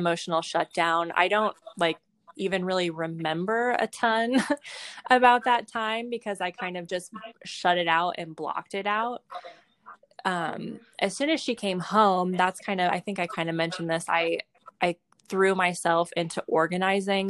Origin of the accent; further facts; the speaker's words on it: Indianapolis, Indiana, United States; also born or lived in Michigan / Nashville, Tennessee; we moved to Indiana when I was pretty young, and I've lived here most of my life. So I I went to school here.